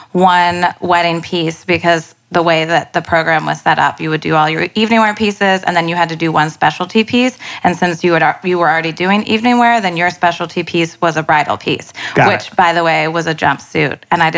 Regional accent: North Carolina, United States; moved away as an adult; now in New York City, United States; From North Carolina.

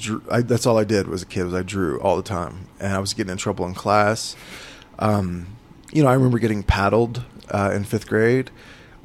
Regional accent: Holdenville, Oklahoma, United States; also born or lived in Tulsa, Oklahoma / Santa Fe, New Mexico; I'm from rural Oklahoma, a town called Holdenville. And I live in Tulsa now

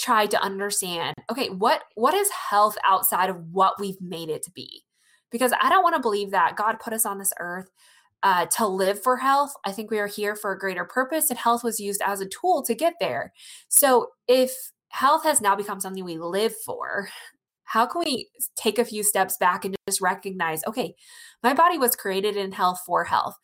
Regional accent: rural Iowa, United States; I'm from Iowa, rural Iowa

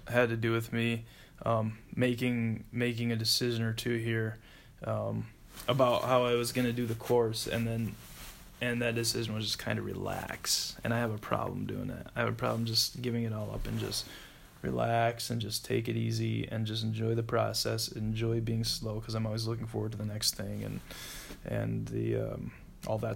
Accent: South Dakota, United States; moved away as an adult; also born or lived in Minnesota; I'm from South Dakota originally and uh, I went to high school there. Grew up there. Uh, first 18 years of my life.

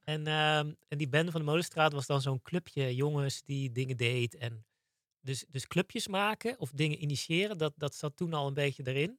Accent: Zeeland, Netherlands; Ik ben opgegroeid in Zeeland.

